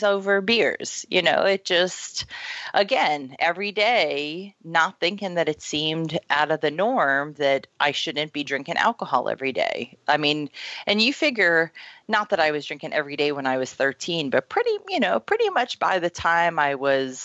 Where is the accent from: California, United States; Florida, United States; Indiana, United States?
Florida, United States; moved away as an adult; also born or lived in Oregon; I grew up in Florida, and then I moved out to Oregon and was out in Oregon for like 10 years